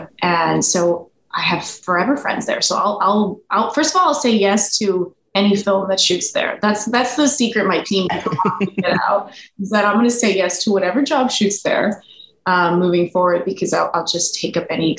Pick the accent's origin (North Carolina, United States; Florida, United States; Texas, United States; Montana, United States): Florida, United States; Miami; also born or lived in Los Angeles / Santa Fe, New Mexico; now in New York City, United States; I'm in New York. I live in New York City, and I've always wanted to be back on the East Coast. I'm from Miami originally. So I was in LA for a long time.